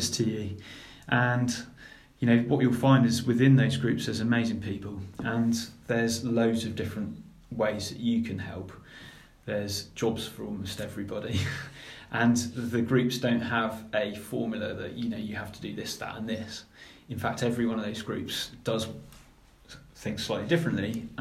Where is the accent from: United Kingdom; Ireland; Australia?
United Kingdom; Cornwall, South West England; when I was a kid growing up in Cornwall